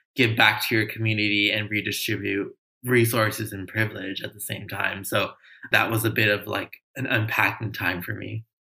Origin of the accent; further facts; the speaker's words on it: Los Angeles, California, United States; I grew up in Los Angeles in a low income community, grew up in affordable housing my whole life